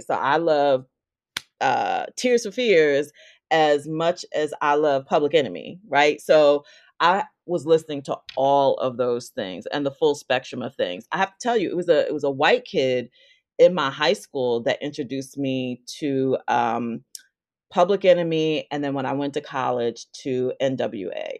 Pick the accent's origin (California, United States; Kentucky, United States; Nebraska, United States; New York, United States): New York, United States; White Plains; moved away as an adult; also born or lived in Elmsford, New York / Roxbury, Massachusetts; I grew up in Westchester County, north of the Bronx